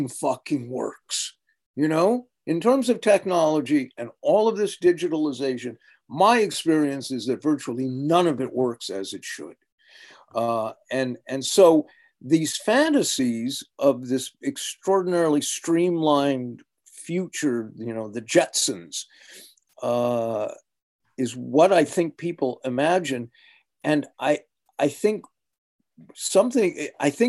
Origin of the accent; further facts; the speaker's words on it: United States; accent: American; my American accent